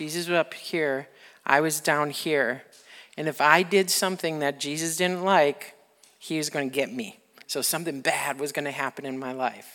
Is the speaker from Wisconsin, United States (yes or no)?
yes; Wisconsin, United States; we're from Wisconsin